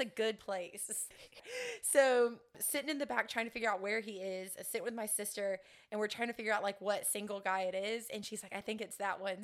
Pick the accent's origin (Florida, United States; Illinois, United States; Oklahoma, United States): Florida, United States; Sebring; I'm from Central Florida, grew up in Sebring